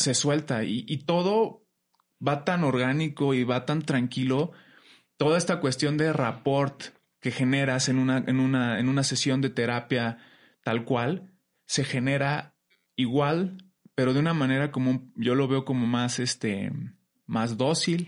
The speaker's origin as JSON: {"language": "Spanish", "town": "Pachuca", "region": "Hidalgo", "country": "Mexico", "said": "vengo de La Bella Airosa, de Pachuca Hidalgo"}